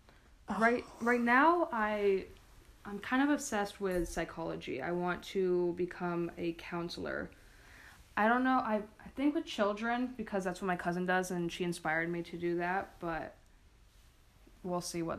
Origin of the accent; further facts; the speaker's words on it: Massachusetts, United States; We're both from Massachusetts.